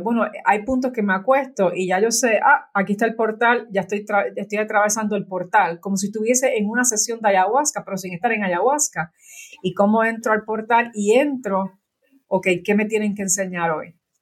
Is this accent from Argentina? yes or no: no; Puerto Rico; moved away as an adult; yo nací en Puerto Rico y en Puerto Rico hay muchos santeros